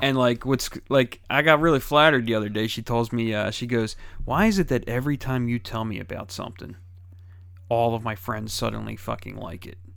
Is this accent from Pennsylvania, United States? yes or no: yes; Philadelphia, Pennsylvania, United States; I grew up in Philadelphia